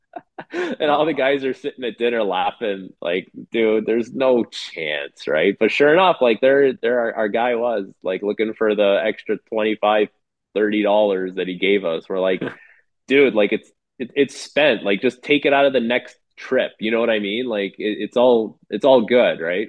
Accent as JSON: {"language": "English", "town": "Toronto", "region": "Ontario", "country": "Canada", "tie": "born or raised there", "said": "in my hometown"}